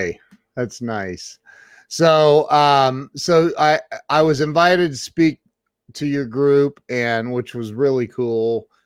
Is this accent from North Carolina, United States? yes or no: no; Indian Lake, Ohio, United States; I was born and raised in Indian Lake, which is considered Northwest Ohio.